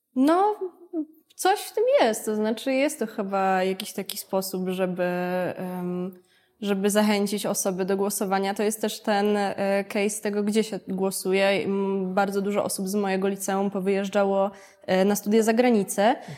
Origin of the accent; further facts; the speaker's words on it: Warsaw, Masovian Voivodeship, Poland; ja akurat byłam jednym z wyjątków, e, który został w Warszawie